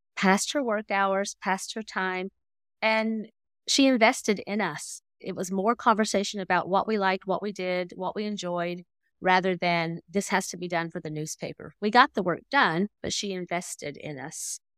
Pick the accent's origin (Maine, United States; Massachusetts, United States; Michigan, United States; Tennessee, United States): Tennessee, United States; moved away as an adult; also born or lived in Indonesia / Stoney Creek, Ontario; now in Canada; I grew up in the Bible Belt in Tennessee